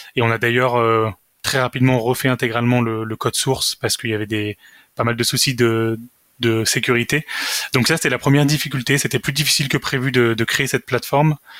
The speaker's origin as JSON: {"language": "French", "town": "Saint-Étienne", "region": "Auvergne-Rhône-Alpes", "country": "France", "tie": "born or raised there", "also_born_or_lived": "Versailles", "moved": "as an adult", "lives_now": "Lyon, France", "said": "je suis né à Versailles, euh, j'ai trois frères et une sœur, et j'ai vécu la plupart du temps à Saint-Étienne, là où j'y ai fait également mes études"}